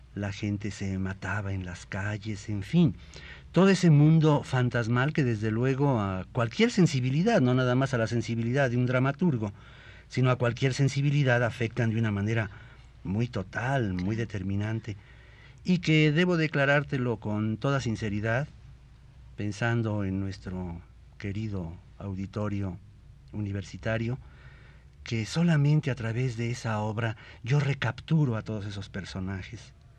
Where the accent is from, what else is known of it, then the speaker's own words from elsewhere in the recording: Mexico; mi pueblo y de todos los pueblos de México